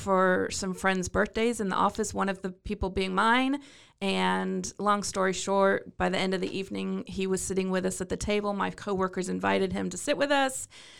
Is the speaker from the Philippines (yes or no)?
no; London, United Kingdom; accent: British; Well, I was Born and raised in London, England. I know you can't tell by my thick British accent